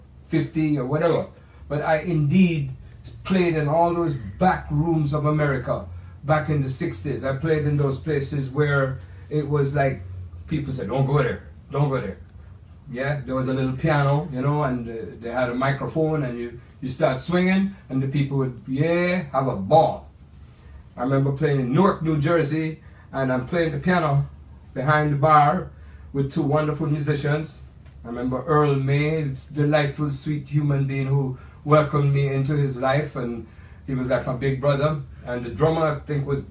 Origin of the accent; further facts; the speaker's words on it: Kingston, Jamaica; now in United States; the Jamaica that I remember is my home where I was raised up. Kingston, Jamaica